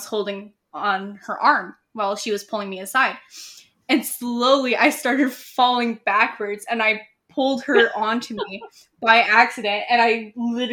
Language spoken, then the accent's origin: English; Canada; as a Canadian